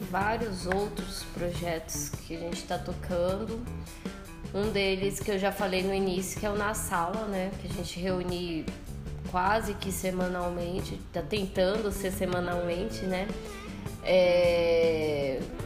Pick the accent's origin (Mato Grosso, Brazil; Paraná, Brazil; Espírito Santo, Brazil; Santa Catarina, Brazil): Mato Grosso, Brazil; Cuiabá; now in São Paulo, Brazil; eu sou de Cuiabá